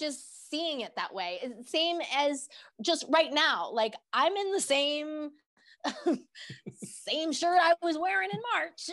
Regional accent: Denver, Colorado, United States; born and raised in Denver, Colorado.

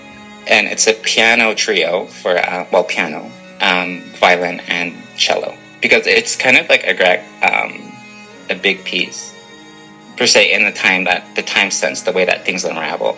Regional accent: Canada; I am a Canadian

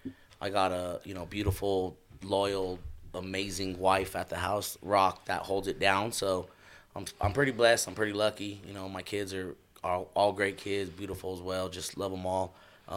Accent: Denver, Colorado, United States; I grew up right here in North Denver.

